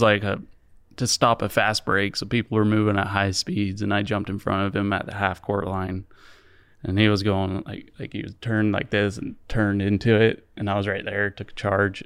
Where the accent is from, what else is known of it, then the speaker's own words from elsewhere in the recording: Provo, Utah, United States; also born or lived in Orem, Utah / Eagle Mountain, Utah; I was born and raised in Provo